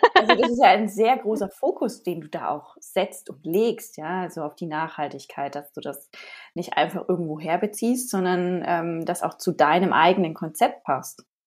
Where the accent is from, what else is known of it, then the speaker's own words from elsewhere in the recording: Ansbach area, Bavaria, Germany; aus meiner Heimatregion